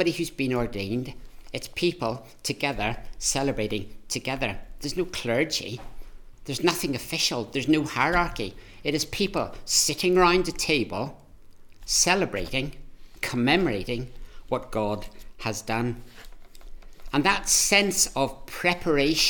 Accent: Ireland; I'm Irish

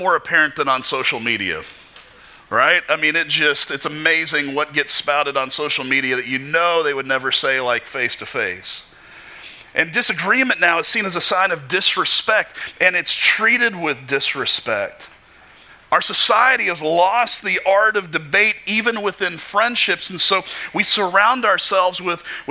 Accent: Kentucky, United States; Growing up in Kentucky

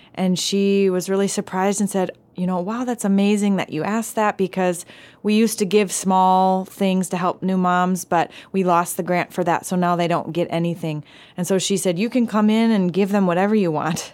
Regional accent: Milwaukee, Wisconsin, United States; moved away as an adult; now in Palau; I grew up in Milwaukee, Wisconsin

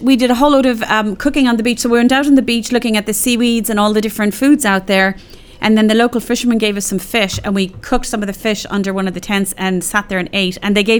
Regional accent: Cork, Munster, Ireland; I'm from Cork

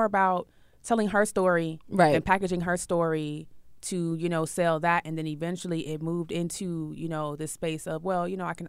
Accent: Chicago, Illinois, United States; No, I'm from Chicago, the windy city.

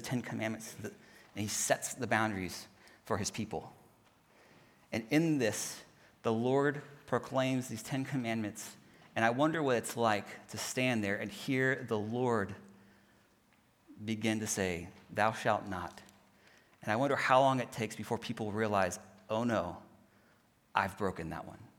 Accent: Houston, Texas, United States; moved away; I'm from Houston, and so we're there next to the Gulf.

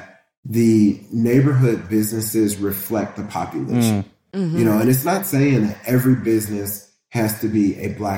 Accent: Indianapolis, Indiana, United States; now in Cincinnati, United States; that's my hometown

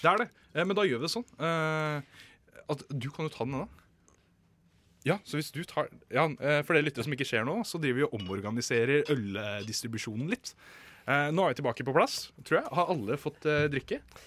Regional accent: Moss, Østfold, Norway; jeg er jo fra Moss

